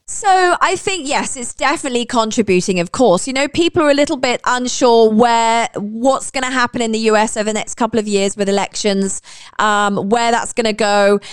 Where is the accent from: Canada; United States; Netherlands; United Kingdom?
United Kingdom; now in United Arab Emirates; I'm British